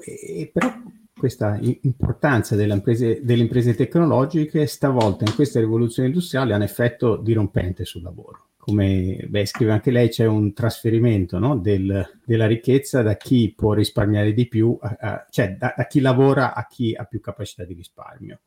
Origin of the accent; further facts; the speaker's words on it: Italy